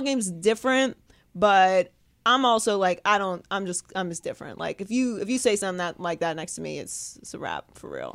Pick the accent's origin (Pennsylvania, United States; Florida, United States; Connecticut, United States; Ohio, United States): Pennsylvania, United States; Pittsburgh; also born or lived in Miami; now in California, United States; I live in California. I grew up in Pittsburgh